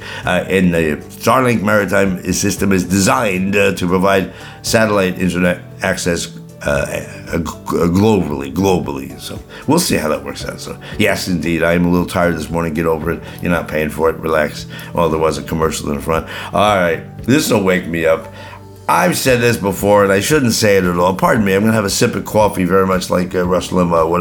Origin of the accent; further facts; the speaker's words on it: New Jersey, United States; growing up in New Jersey